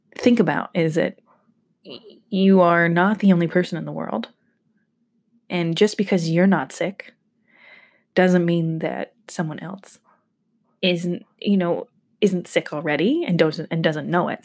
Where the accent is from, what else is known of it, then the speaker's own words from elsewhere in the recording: Georgia, United States; I'm from Georgia